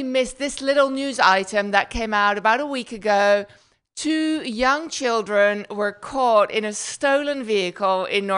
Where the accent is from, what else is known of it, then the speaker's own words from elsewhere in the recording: Netherlands; accent: Dutch; first language Dutch; English is a second language; now in United States; my accent is Dutch. I know, you don't know what that is. So I'm from the Netherlands